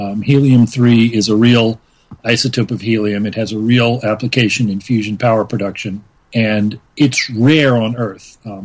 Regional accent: Louisiana, United States; I grew up in Louisiana, which means one of the local heroes that we learned about in history class was our local pirate, Jean Lafitte

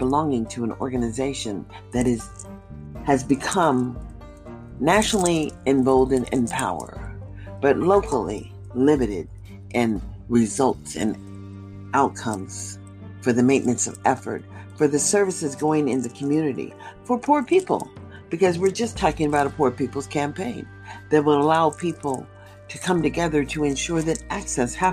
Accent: United States; I can only identify with being an American, understanding being born here

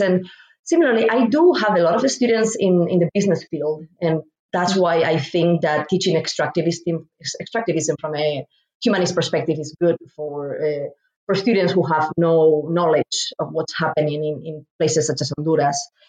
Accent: Spain; moved away as an adult; now in Indianapolis, United States; I'm originally from Spain and moved to the United States to pursue grad st- studies

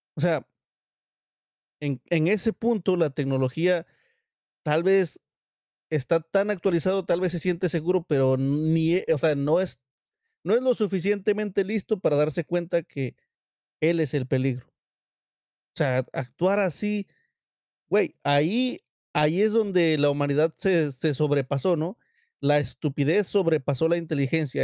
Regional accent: Mexico; los mexicanos

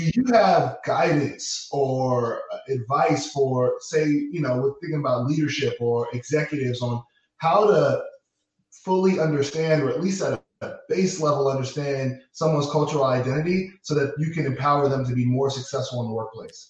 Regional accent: New York, United States; having one Latin parent and one West Indian parent, uh, and growing up in New York

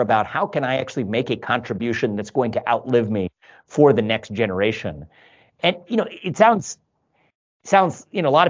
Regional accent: Cincinnati, Ohio, United States; moved away as an adult; also born or lived in Columbus, Ohio / Northeast United States; born and raised in Cincinnati, live in Columbus now, but a 15-year detour in the Northeast

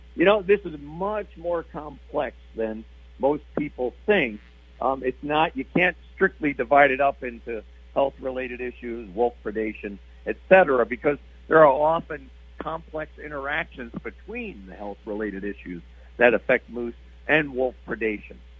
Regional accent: East Coast, United States; moved away; I grew up on the East Coast

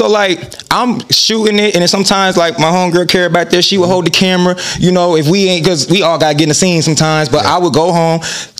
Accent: Fort Wayne, Indiana, United States; Man, it was different, man. You know, because Fort Wayne, like, in the early, you know, because I'm born in 94

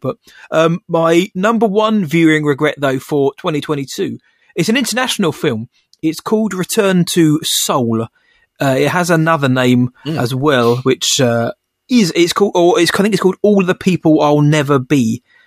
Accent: England, United Kingdom; I'm English.

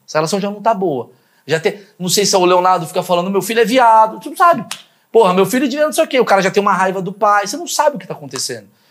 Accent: Brazil; a gente, como brasileiro

